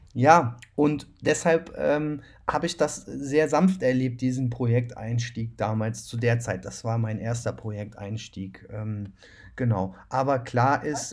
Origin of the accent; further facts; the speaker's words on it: Cologne, North Rhine-Westphalia, Germany; Ich komme aber ja selbst aus Köln